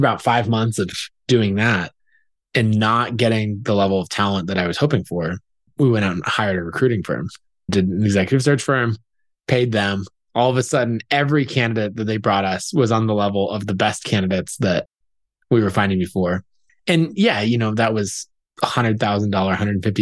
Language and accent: English; Boise, Idaho, United States; my hometown